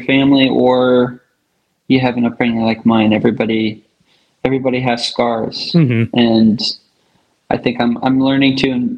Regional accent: Michigan, United States; also born or lived in Denver, Colorado / Battle Creek, Michigan / Marshall, Michigan / McBain, Michigan; Born in Denver, Colorado, and then primarily Michigan

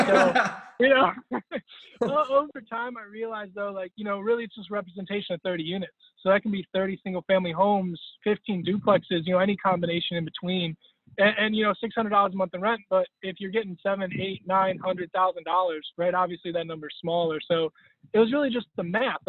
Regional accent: Cleveland, Ohio, United States; also born or lived in Bethlehem, Pennsylvania / Allentown, Pennsylvania; now in Columbus, United States; originally born in Cleveland

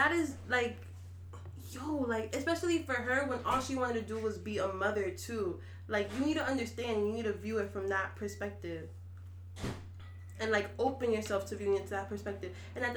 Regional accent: New York City, New York, United States; I'm from New York City.

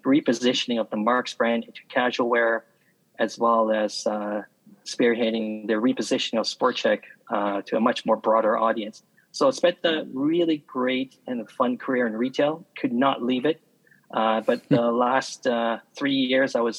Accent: Vancouver, British Columbia, Canada; I was born into retail. A merchant family out in Vancouver, BC. Went through school, well, high school

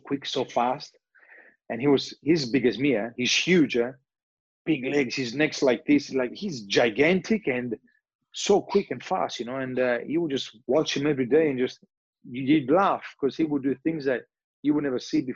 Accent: Australia; moved away; also born or lived in Turin, Italy; I grew up in Australia

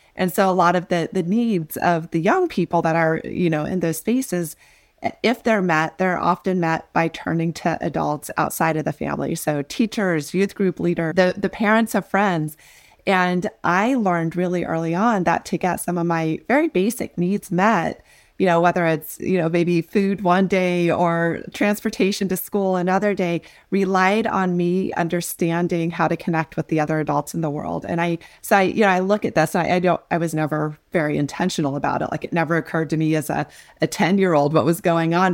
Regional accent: North Platte, Nebraska, United States; I grew up in North Platte, Nebraska in a double-wide

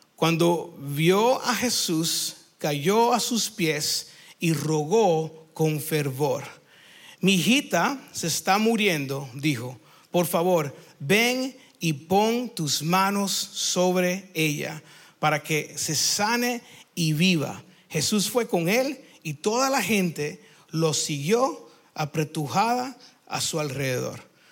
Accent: United States; Spanish is a second language; also born or lived in Cuba (ancestry) / Peru; now in Lima, Peru; yo soy cubano de descendencia, pero nacido en los Estados Unidos, entonces a veces mi, mi Spanish no es good looking

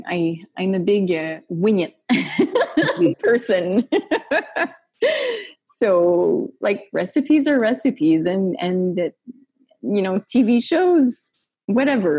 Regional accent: Gatineau, Quebec, Canada; I was sometimes asked to do jokes about Gatineau. I was, they ridiculed like my accent sometimes

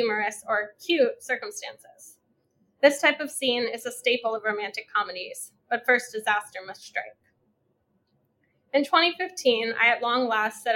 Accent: Pennsylvania, United States; my home state of Pennsylvania

